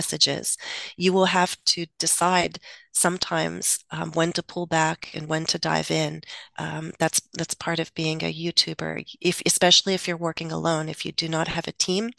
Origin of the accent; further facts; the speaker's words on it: United States; first language English; also born or lived in Russia; I am American. I think in English